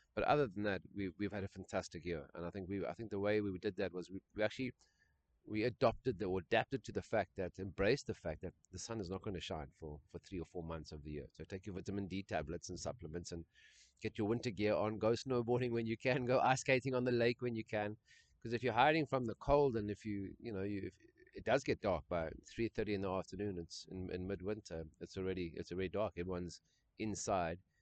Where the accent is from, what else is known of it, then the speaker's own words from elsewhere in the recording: South Africa; my white upbringing in South Africa